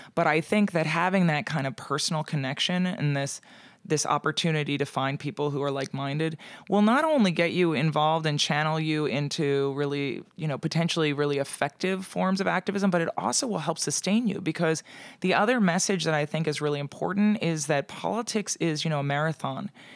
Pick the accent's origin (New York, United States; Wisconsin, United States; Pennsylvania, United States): Pennsylvania, United States; moved away; I also have to go home to Pennsylvania during the holidays